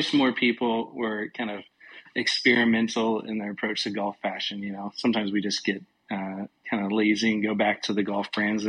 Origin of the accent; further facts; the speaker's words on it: Tacoma, Washington, United States; We grew up playing on our local muni here called the Classic in the Tacoma, Washington region.